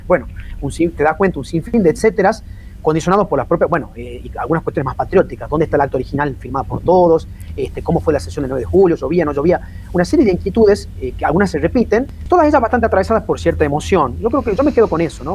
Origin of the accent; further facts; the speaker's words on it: Tucumán, Argentina; yo como tucumano, a ver, tucumano pero historiador argentino